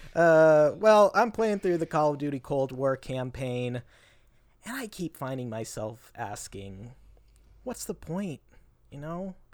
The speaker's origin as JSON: {"language": "English", "town": "Federal Way", "region": "Washington", "country": "United States", "tie": "born or raised there", "said": "my hometown, Federal Way, Washington"}